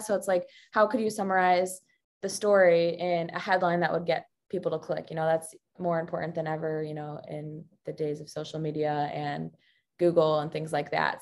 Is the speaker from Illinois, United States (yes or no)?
yes; Chicago, Illinois, United States; moved away as an adult; also born or lived in Missouri / San Francisco; now in Milwaukee, United States; I grew up in the Chicago area